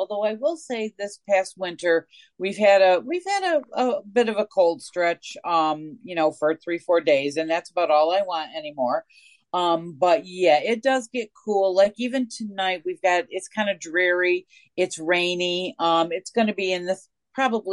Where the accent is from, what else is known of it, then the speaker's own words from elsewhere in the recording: Northeast, United States; now in Mississippi, United States; here I am from the Northeast